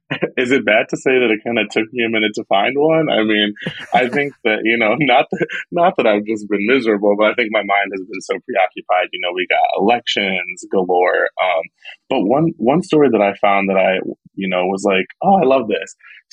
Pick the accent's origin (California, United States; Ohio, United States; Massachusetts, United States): Ohio, United States; Cleveland; now in Houston, United States; I'm a Midwesterner, born and raised in Cleveland, Ohio, moving to Texas, specifically moving to Houston